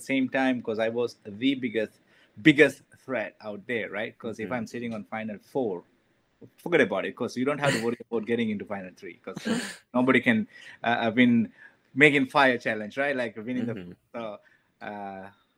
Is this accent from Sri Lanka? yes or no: yes; Sri Lanka; English is a second language; moved away as an adult; now in United States; how I grew up back in Sri Lanka